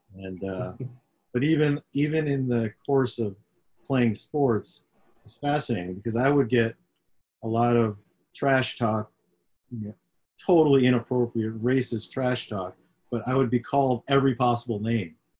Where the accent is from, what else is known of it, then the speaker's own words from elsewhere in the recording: Syracuse, New York, United States; I grew up in upstate New York, up in Syracuse.